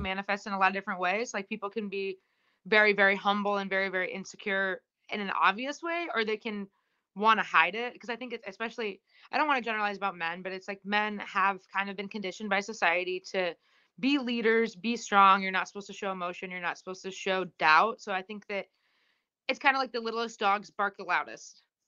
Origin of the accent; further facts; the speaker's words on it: Indiana, United States; I grew up in Indiana